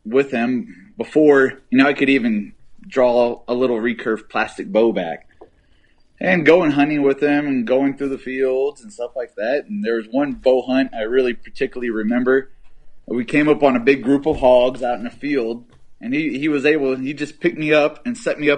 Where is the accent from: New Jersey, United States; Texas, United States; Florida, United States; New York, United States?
Texas, United States; Brenham; my hometown of Brenham, Texas